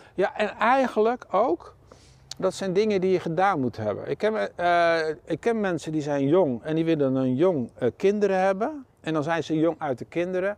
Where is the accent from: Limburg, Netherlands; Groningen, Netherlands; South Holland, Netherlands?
South Holland, Netherlands; Schiedam; moved away as an adult; also born or lived in Eindhoven; Ik ben hier wel eh, geboren